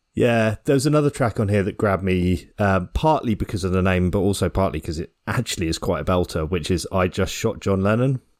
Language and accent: English; Ireland; Being Irish